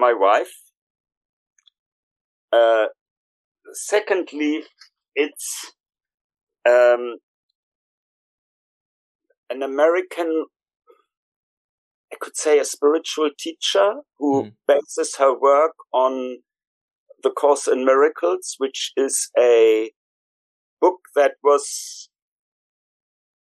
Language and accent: English; Germany; moved away as an adult; now in London, United Kingdom; I was born originally in Germany, and in my late 20s, early 30s, I emigrated into this country